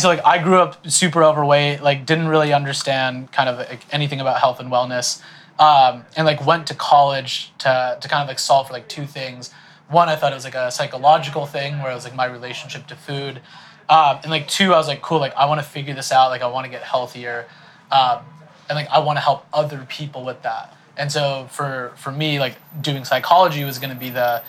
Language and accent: English; San Diego, California, United States; I grew up in San Diego